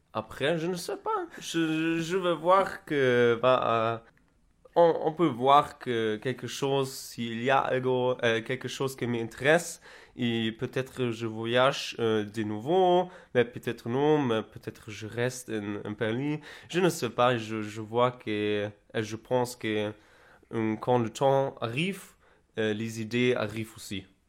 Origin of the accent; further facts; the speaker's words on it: Berlin, Germany; French is a second language; je suis d'Allemagne, de Berlin. Je viens de Berlin